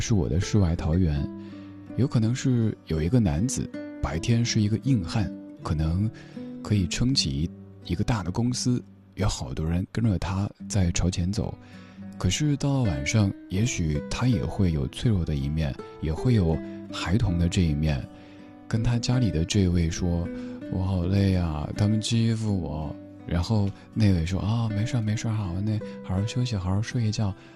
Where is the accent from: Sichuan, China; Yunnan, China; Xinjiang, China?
Sichuan, China; Chengdu; 我家乡成都